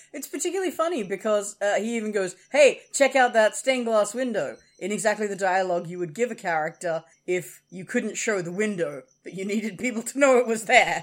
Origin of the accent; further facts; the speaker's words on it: Australia; we're Australian